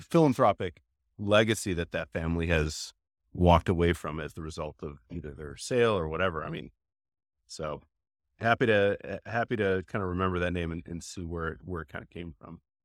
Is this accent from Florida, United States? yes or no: no; Chicago, Illinois, United States; growing up in Chicago